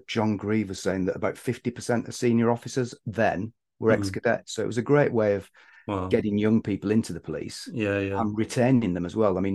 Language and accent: English; Bolton, North West England, United Kingdom; moved away as an adult; now in London, United Kingdom; growing up in the Northwest in Bolton